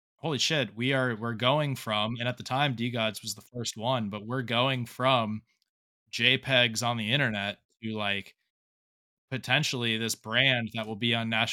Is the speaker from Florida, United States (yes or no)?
yes; South Florida, United States; also born or lived in Fort Lauderdale; now in Charleston, United States; I'm in Charleston right now, but I'm originally from South Florida